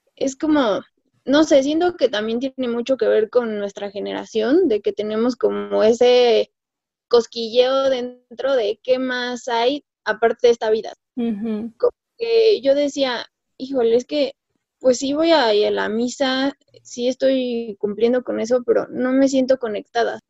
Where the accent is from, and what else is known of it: Mexico